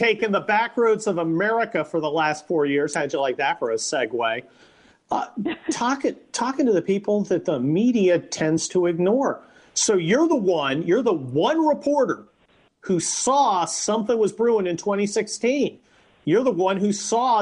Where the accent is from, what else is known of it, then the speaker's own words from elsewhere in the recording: Midwest, United States; moved away; also born or lived in Pennsylvania; I come from back where you are, Pennsylvania, at least my family does, and I was born in the Midwest